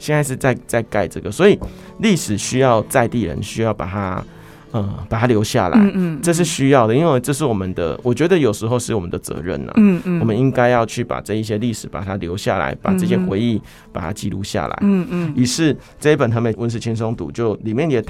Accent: Hemei, Changhua County, Taiwan; moved away as an adult; now in Taichung, Taiwan; 来到沙鹿，然后接下来来到台中，嗯，做台中深耕那么久，嗯，可是，嗯，为什么会还是希望可以回头去看看我的故乡？

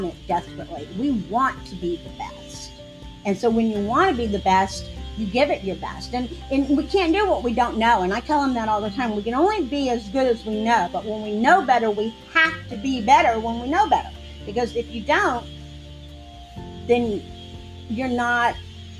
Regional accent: Clearwater, Florida, United States; moved away as an adult; now in Tarpon Springs, United States; I was born and raised in Clearwater

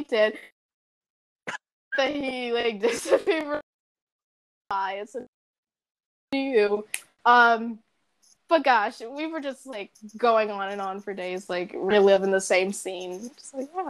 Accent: Riverdale, United States; I'm from Riverdale

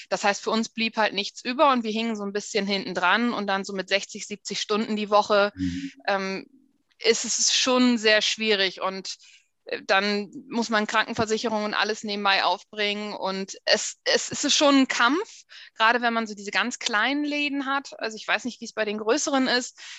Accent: Frankfurt am Main, Hesse, Germany; born there; also born or lived in Berlin / Wesermarsch / Oldenburg; Also ich bin in Frankfurt geboren, in Frankfurt am Main. Ich habe lange in Berlin gelebt, lange aber auch in der Wesermarsch

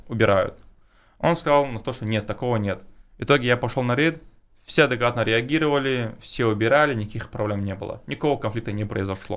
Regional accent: Chechnya, Russia; я кавказец, тем более, ну, с Чечни

